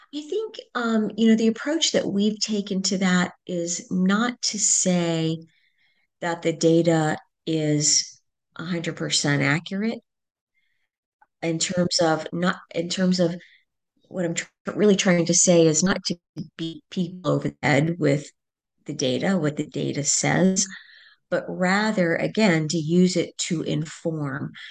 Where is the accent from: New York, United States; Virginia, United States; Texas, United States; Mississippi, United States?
Virginia, United States; Fairfax; I'm originally from Virginia, uh, just outside the Beltway in Washington, D C, Fairfax